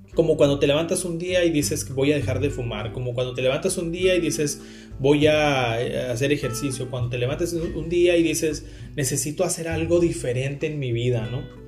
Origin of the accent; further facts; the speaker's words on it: Carbó, Sonora, Mexico; also born or lived in Hermosillo, Sonora; Cuando yo tenía tres años, mi familia se fue a vivir a Carbo